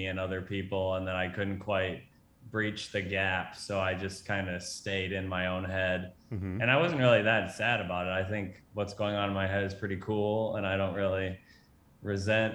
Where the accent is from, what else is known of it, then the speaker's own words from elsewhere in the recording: Minneapolis–Saint Paul, Minnesota, United States; moved away; I grew up in Minnesota in the Twin Cities